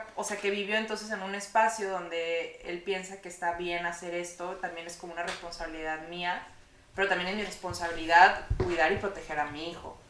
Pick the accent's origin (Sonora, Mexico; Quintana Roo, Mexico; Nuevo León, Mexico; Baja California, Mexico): Nuevo León, Mexico; Monterrey; en Monterrey, en mi ciudad natal